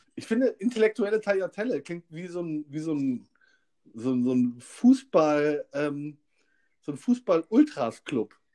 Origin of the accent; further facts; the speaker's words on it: Kassel, Hesse, Germany; now in Hamburg, Germany; Ich bin Kasseliner, Kasselaner, Kasseler